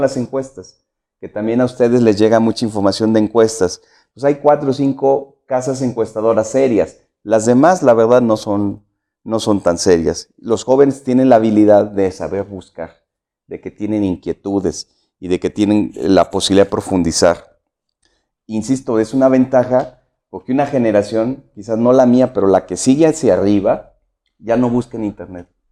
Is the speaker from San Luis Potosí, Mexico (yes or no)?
yes; San Luis Potosí, Mexico; yo soy de aquí de la ciudad, de San Luis Potosí. Nací en el 66, eh, tengo 54 años. Eh, nací nací, crecí en, el norte de la ciudad